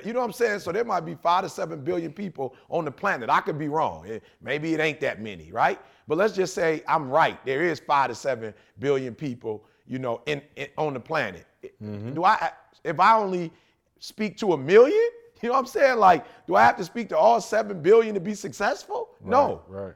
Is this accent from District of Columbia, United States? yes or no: no; Detroit, Michigan, United States; I'm from Detroit